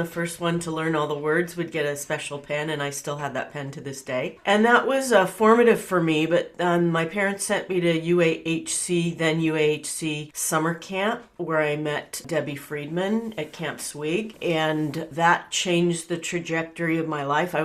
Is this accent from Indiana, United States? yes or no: no; Bakersfield, California, United States; I was born and raised in Bakersfield, California